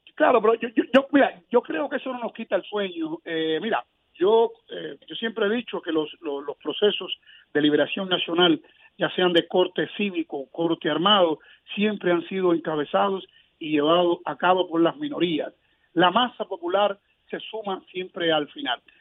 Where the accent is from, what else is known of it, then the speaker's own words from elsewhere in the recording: Cuba; tengo fe en las tradiciones de mi pueblo